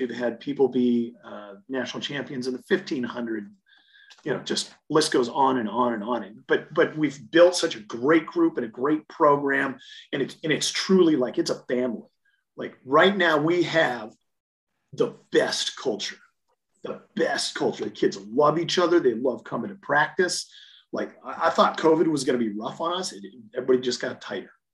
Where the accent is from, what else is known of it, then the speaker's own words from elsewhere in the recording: the Dakotas, United States; moved away as an adult; also born or lived in Atlanta / Colorado Springs; I was from the Dakotas